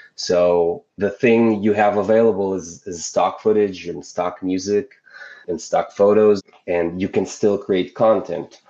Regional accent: Israel; I'm from Israel

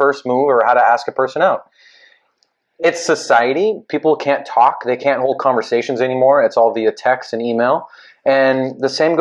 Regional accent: California, United States; we're born and raised here

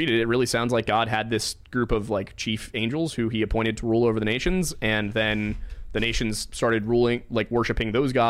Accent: United States; as I'm an American

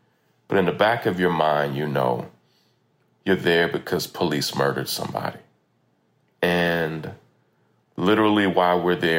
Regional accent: Versailles, Kentucky, United States; now in Louisville, United States; You know, I'm from Kentucky originally. I grew up in a small town outside of Lexington, Versailles, Kentucky.

